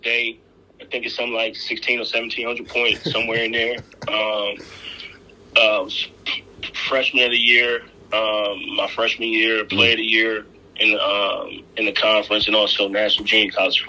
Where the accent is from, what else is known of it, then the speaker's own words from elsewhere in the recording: Jersey City, New Jersey, United States; moved away as an adult; also born or lived in Hutchinson, Kansas / Indiana; I'm originally from Jersey City, New Jersey. Born and raised. I attended PS 41, for those listeners that may be familiar with Jersey City. Mm-hmm. And I attended Snyder High School.